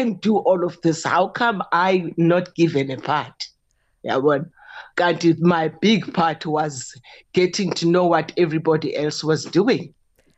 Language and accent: English; Lusikisiki, Eastern Cape, South Africa; moved away; I was from Lusikisiki